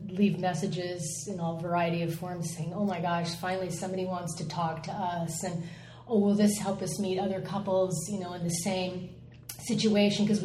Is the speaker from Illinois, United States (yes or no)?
no; California, United States; also born or lived in Midwest; I was born in the Midwest and uh, moved around a lot as a kid. And our family found themselves in Southern California when I was about